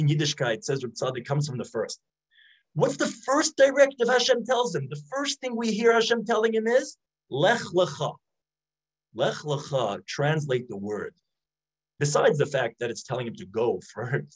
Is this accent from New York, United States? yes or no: yes; New York City, New York, United States; I grew up in Brooklyn.